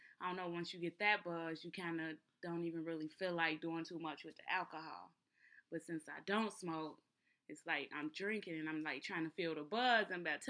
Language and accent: English; Israel; since I'm from Israel, at the core, that's what I just right. gravitate towards.